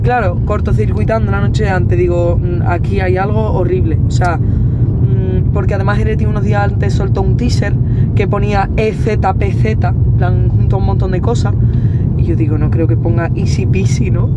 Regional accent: Seville, Andalusia, Spain; also born or lived in Sitges, Spain; mi Sevilla y de mi gente, mis amigos

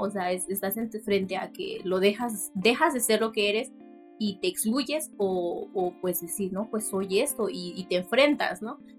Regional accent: Tlaxiaco, Oaxaca, Mexico; first language Mixtec; Spanish is a second language; moved away as an adult; now in Sinaloa, Mexico; soy de Santa María soy Ua, eh, Tlajiaco.

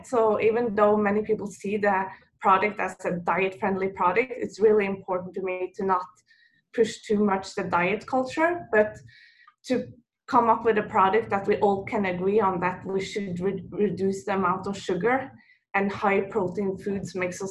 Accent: Norway; moved away as an adult; now in New York, United States; I'm from Norway. And what most people don't know, that Norwegian waffle is a big tradition for us

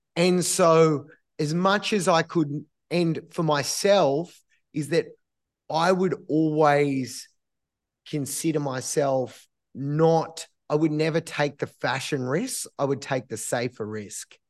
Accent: Australia; as Australians

